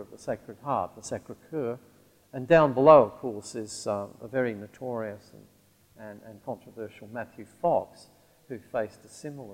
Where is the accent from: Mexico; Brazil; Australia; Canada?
Australia; Central Australia; the region I grew up in Central Australia